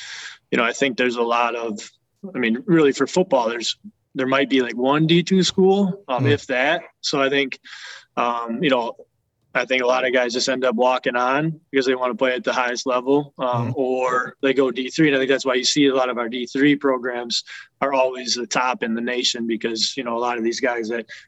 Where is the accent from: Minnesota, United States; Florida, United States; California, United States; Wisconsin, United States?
Wisconsin, United States; I don't know if it's every Wisconsin kid's dream, you know, growing up in Wisconsin, play for the Packers